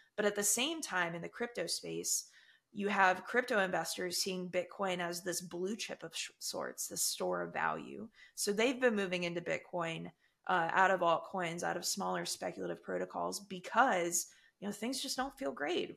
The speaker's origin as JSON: {"language": "English", "country": "United States", "said": "I, as an American"}